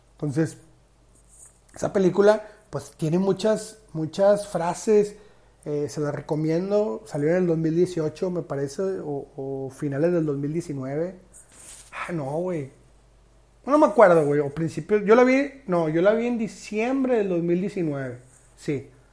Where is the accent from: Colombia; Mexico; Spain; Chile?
Mexico; Monterrey, Nuevo León; Yo soy regio 100%